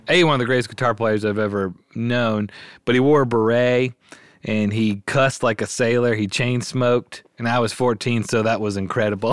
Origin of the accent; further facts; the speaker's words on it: Memphis, Tennessee, United States; I was born and raised in Memphis, grew up here